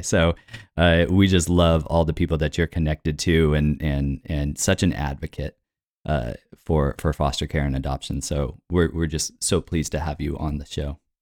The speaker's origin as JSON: {"language": "English", "country": "United States", "said": "I'm an American with an African child"}